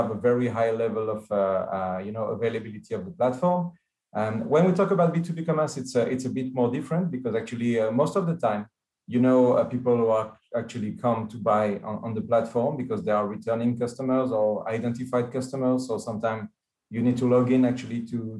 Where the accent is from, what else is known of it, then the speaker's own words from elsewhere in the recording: France; now in Israel; I do live in Israel, but I'm coming from France